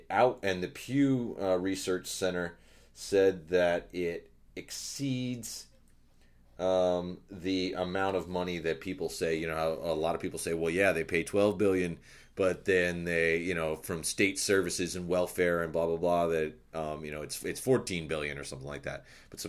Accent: Nevada, United States; also born or lived in Arizona; growing up in Nevada and Arizona and living where we've lived, we've known undocumented people

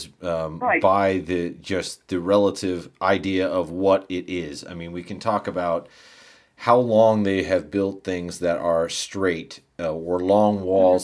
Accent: United States; I'm American

